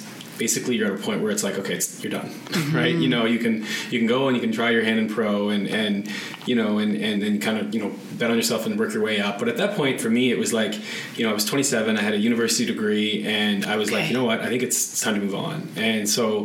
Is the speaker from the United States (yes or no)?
no; Canada; being a Canadian kid and in the winters.